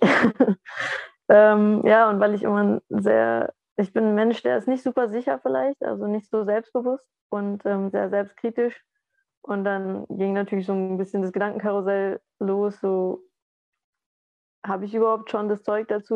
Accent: Southern Germany, Germany; bei uns im Süden

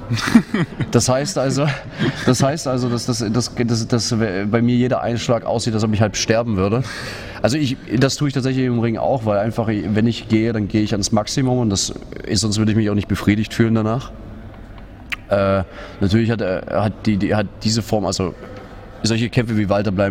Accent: Russia; now in Dresden, Germany; Ich liebe Deutschland, ich liebe Dresden, das ist meine Heimat. Ich habe nicht vor, nach Russland zurückzuziehen.

